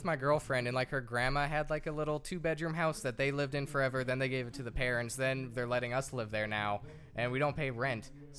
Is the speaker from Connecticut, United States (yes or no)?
no; Clearwater, Florida, United States